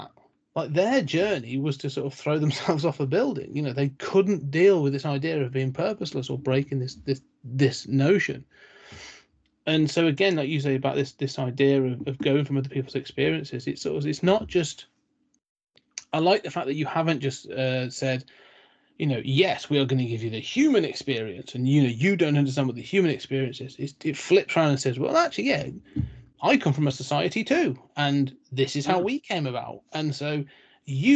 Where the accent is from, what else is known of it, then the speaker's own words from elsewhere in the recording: United Kingdom; I'm British